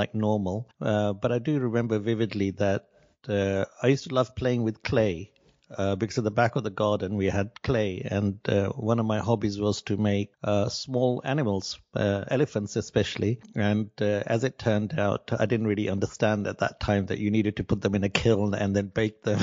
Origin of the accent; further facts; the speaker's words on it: Nakuru, Nakuru County, Kenya; I was born in Kenya in a town called Nakuru, which is outside the capital of Nairobi, and I was born in 1966. I was born at home, which was kind of the normal thing in those days